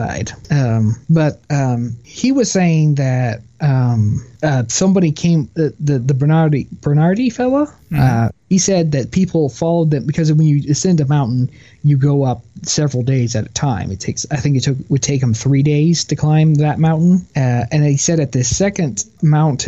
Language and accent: English; Texas, United States; I'm a Texan